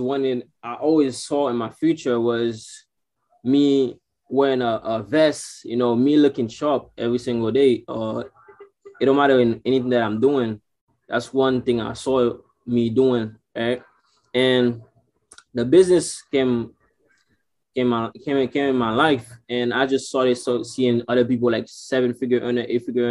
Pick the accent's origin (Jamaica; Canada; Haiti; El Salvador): Haiti; I'm from Haiti